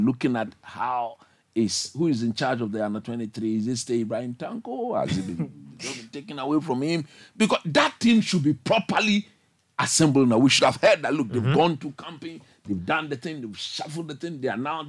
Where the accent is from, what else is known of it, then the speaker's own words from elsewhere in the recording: Ghana; as a Ghanaian